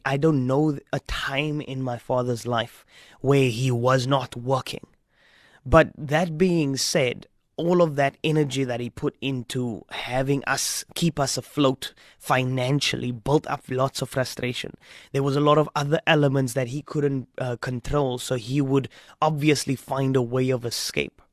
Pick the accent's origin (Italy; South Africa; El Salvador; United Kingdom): South Africa; Strand, Western Cape; also born or lived in Stellenbosch; We were growing up in Strand. We left Strand